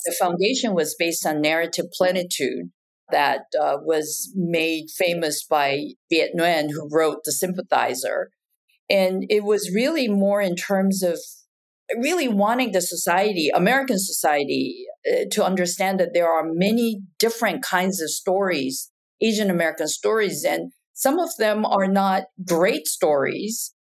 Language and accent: English; Japan; moved away as an adult; also born or lived in Taiwan; now in United States; I was actually born and raised in Japan and then went back to Taiwan for college and then came to the United States uh, for grad school